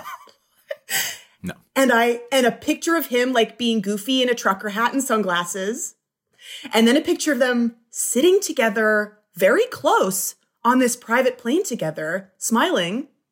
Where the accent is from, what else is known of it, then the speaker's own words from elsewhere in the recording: Flint, Michigan, United States; now in Los Angeles, United States; I was born in Flint